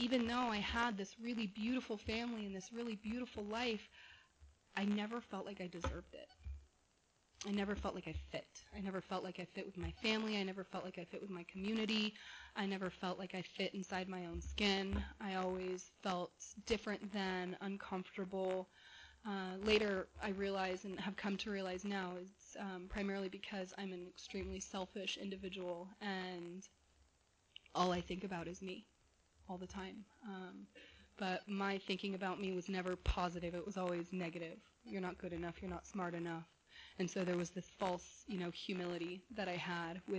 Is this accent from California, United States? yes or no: yes; Corona del Mar, California, United States; also born or lived in San Diego, California; now in Westminster, United States; I was born in San Diego, adopted at birth to a beautiful family in Southern California in Corona del Mar. I grew up in a gorgeous home